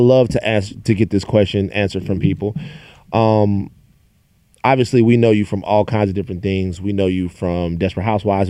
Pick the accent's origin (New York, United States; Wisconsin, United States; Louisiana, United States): Louisiana, United States; Baton Rouge; I'm from Baton Rouge.